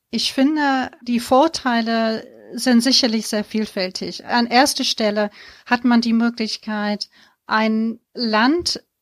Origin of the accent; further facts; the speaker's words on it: United Kingdom; Ich habe BWL oder genauer gesagt Business Studies in Großbritannien studiert, mhm. wo ich aufgewachsen bin.